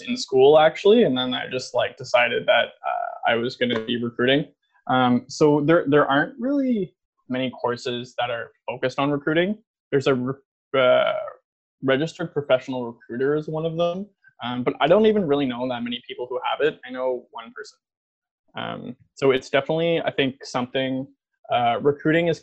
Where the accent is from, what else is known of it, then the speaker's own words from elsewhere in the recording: just outside of Ottawa, Ontario, Canada; also born or lived in Toronto; I grew up just outside of Ottawa in Crompton Place. Definitely a pretty small town.